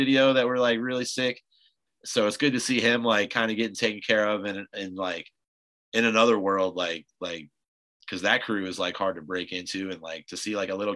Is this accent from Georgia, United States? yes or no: no; Tampa, Florida, United States; I'm from Tampa